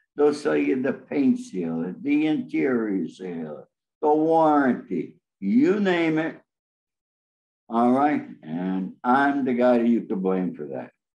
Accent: Rome, New York, United States; now in Los Angeles, United States; we lived in Rome, New York, which is right in the center of New York State

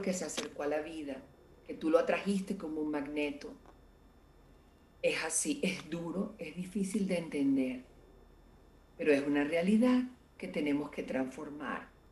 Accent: Venezuela; como venezolano o como latinoamericano

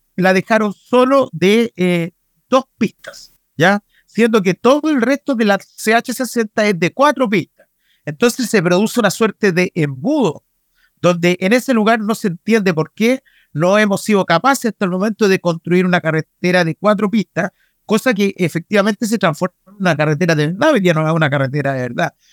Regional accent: Aconcagua Valley, Valparaíso, Chile; yo soy del Valle de la Concagua

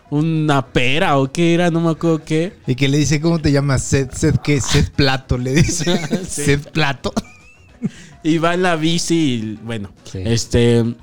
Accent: Mexico; Pero eh, como son mexicanos, dices, ah, mexicano, yo mexicano

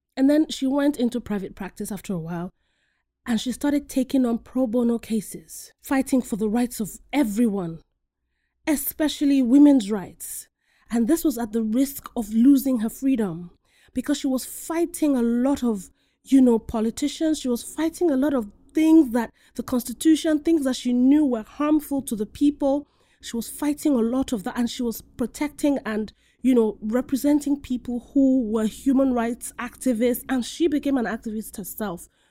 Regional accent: Nigeria; I'm Nigerian, I'm not Kenyan, but I'm African.

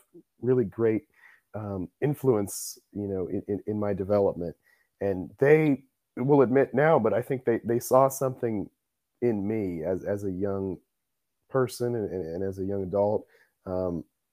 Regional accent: Columbus, Ohio, United States; moved away as an adult; now in Indiana, United States; I am from Columbus, Ohio

